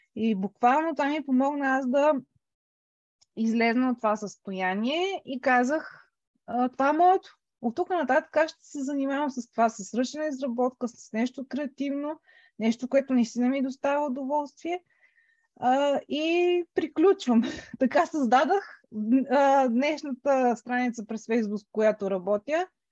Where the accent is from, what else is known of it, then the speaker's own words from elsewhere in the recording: Sofia, Sofia City, Bulgaria; moved away as an adult; now in England, United Kingdom; една голяма част от живота ми е минала в София. Това е родния ми град. Израснала съм общо взето а, там